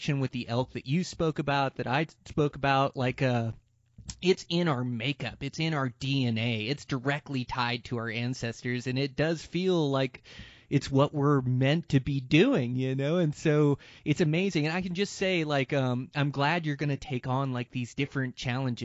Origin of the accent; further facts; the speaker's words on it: Montana, United States; my home state of Montana in this amazing mountain range of like the Gravelies that's in my home range where I live